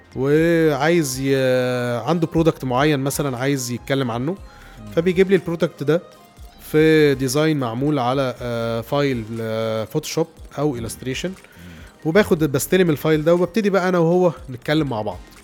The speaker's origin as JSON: {"language": "Arabic", "town": "Alexandria", "region": "Alexandria Governorate", "country": "Egypt", "also_born_or_lived": "Cairo", "moved": "as an adult", "said": "وأنا اسكندراني"}